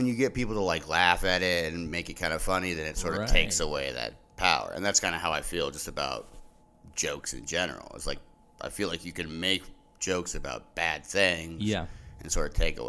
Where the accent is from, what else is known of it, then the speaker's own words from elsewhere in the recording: Sequim, Washington, United States; also born or lived in Portland, Oregon / Seattle, Washington; I was born in Portland, Oregon, and then grew up in Squim, Washington.